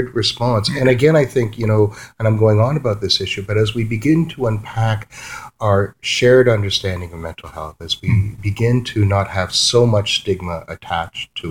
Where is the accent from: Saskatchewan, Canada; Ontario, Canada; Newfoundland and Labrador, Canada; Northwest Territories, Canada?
Ontario, Canada; Toronto; moved away as an adult; now in Peterborough, Canada; the city where I grew up in Toronto